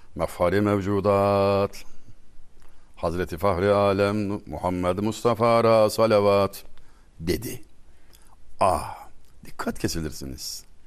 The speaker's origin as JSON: {"language": "Turkish", "country": "Turkey", "said": "Biz asil Türkler"}